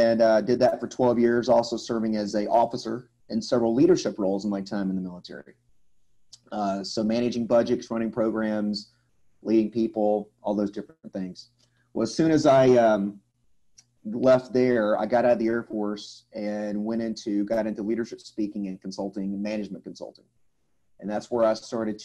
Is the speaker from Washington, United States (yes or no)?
no; Atlanta, Georgia, United States; moved away as an adult; I'm from the Atlanta, Georgia area in the southeast in the United States. I was actually born and raised in this area